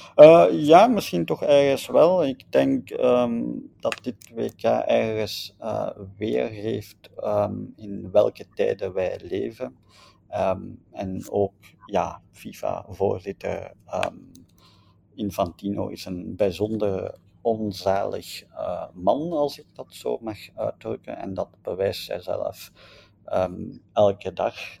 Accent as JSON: {"language": "Dutch", "country": "Belgium", "said": "wij als Belgen of als West-Europeanen"}